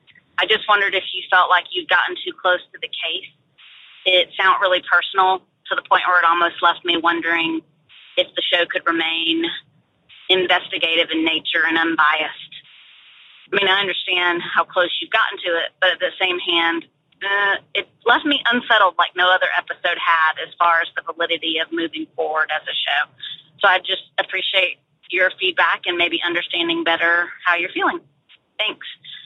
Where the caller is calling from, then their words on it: Nashville, Tennessee, United States; Hey, Payne, this is …. I'm a listener from Nashville